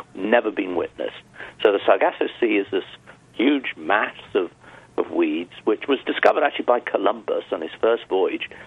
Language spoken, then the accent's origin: English; United Kingdom; I come from Europe, well, the UK